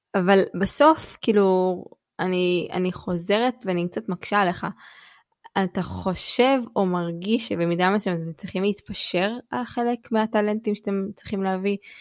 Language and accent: Hebrew; Jerusalem, Jerusalem District, Israel; moved away as an adult; also born or lived in Beersheba; אני ירושלמית במקור, גדלתי בירושלים